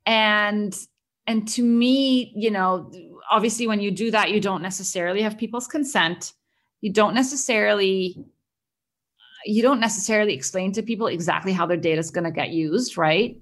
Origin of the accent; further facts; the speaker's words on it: Egypt; moved away as an adult; also born or lived in Cambridge, United Kingdom / Boston, United States; It follows my journey growing up in the Middle East. I'm originally Egyptian, and I grew up around there